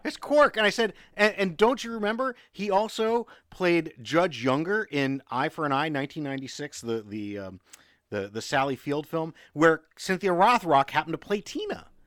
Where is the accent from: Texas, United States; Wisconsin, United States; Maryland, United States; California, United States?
Maryland, United States; now in Southern United States; I'm from below the Mason-Dixon line, but Maryland never seceded